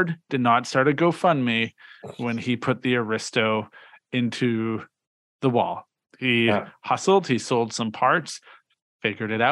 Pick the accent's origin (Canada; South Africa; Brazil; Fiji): Canada; as a Canadian